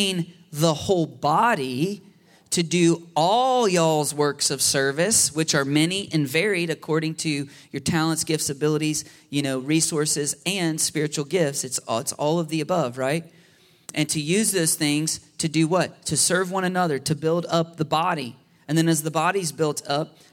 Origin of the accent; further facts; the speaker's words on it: United States; our biggest temptation as American people